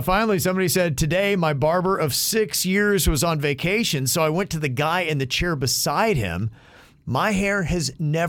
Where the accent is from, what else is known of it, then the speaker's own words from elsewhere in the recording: Logan, Utah, United States; the barbershop in my hometown in Logan